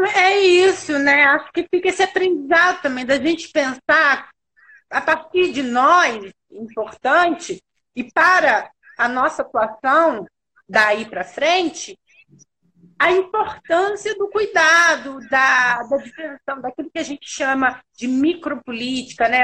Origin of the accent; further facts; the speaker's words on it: Rio de Janeiro, Brazil; eu sou carioca, eu sou do Rio